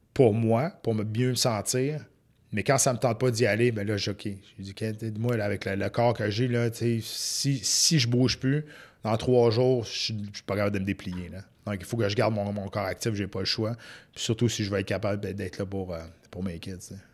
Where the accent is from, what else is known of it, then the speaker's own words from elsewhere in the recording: Saint-Narcisse, Quebec, Canada; je viens d'un petit village de Saint-Narcisse